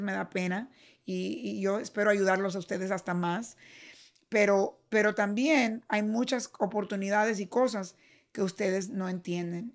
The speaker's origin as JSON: {"language": "Spanish", "country": "Cuba", "tie": "born or raised there", "moved": "yes", "lives_now": "United States", "said": "nací en Cuba y vine aquí"}